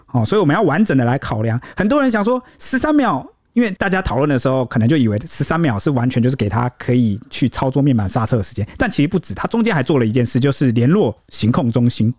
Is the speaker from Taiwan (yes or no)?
yes; Taiwan; 在我们台湾人的心中